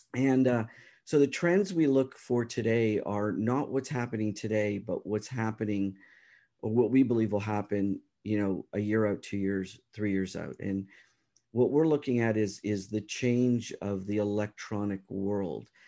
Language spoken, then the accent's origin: English; Toronto, Ontario, Canada; I'm from the Toronto area, and, uh, so you know, uh, I do business around the world, but, um, home is Canada